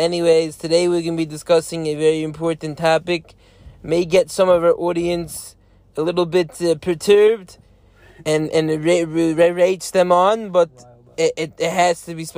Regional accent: Lakewood, New Jersey, United States; I come from Lakewood. I went to Lakewood Cheder.

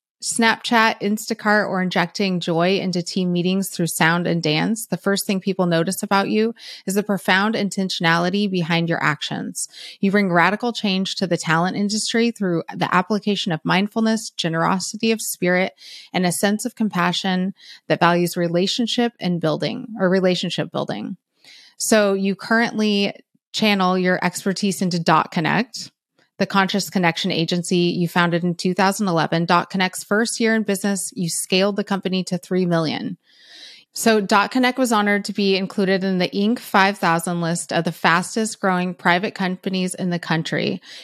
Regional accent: San Francisco, California, United States; I'm from Cali. I'm from NorCal, San Francisco area.

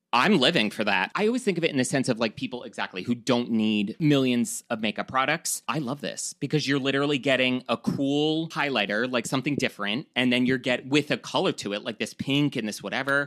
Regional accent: New York, United States; accent: New York; my, like, disgusting New York accent

